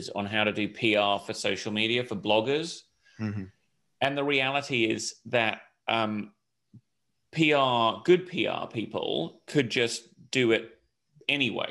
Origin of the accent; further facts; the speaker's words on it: Hong Kong; also born or lived in United Kingdom; I grew up in Hong Kong, which was a great place to grow up in the late 70s through the 80s